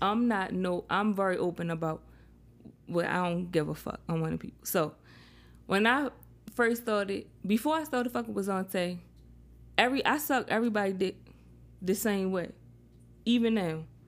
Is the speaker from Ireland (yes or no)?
no; Baltimore, Maryland, United States; now in Charlotte, United States; I'm in Charlotte, but I'm from Baltimore